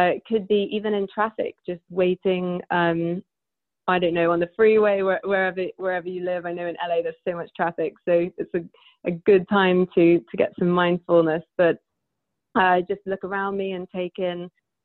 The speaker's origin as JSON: {"language": "English", "country": "United Kingdom", "said": "because I'm British"}